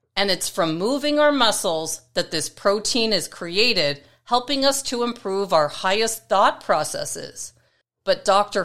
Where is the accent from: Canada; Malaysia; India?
Canada; Toronto, Ontario; in the city of North York, where I grew up in Toronto, Canada